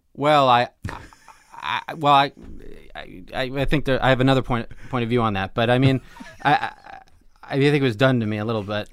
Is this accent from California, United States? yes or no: yes; Los Angeles, California, United States; I grew up in Los Angeles